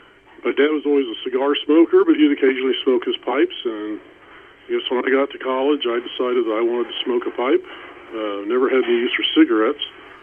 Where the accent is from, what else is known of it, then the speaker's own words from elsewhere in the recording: Kansas City, Missouri, United States; also born or lived in Washington, D.C.; I grew up in Kansas City. Towards the end of high school, ended up moving out to Washington, D.C. for a couple of years, where I met my wife, came back here, and been here ever since.